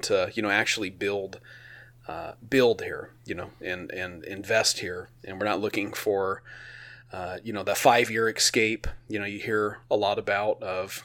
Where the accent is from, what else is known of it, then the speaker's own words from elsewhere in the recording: Oregon, United States; I'm from Oregon